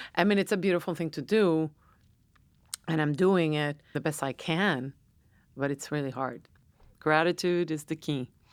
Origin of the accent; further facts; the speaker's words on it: San Juan, Puerto Rico; moved away; I was born and raised in San Juan.